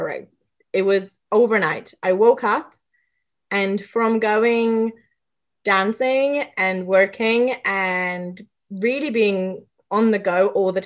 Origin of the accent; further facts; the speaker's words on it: England, United Kingdom; I grew up in England